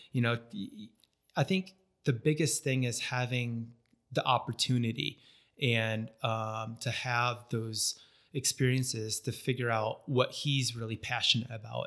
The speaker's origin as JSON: {"language": "English", "region": "northern New York", "country": "United States", "tie": "born or raised there", "also_born_or_lived": "Florida", "moved": "as an adult", "lives_now": "St. George, United States", "said": "I grew up in, uh, northern New York, um, small farm"}